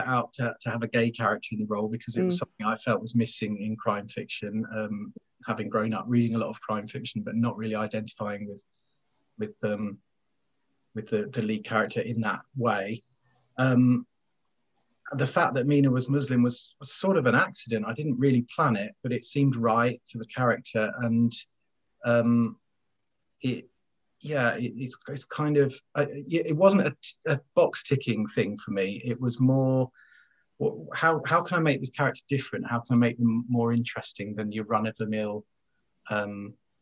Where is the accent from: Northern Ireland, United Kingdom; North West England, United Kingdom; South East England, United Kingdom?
South East England, United Kingdom; west of London; moved away as an adult; also born or lived in Essex; now in Sheffield, United Kingdom; I was born there, but I didn't live there very long. I kind of grew up west of London.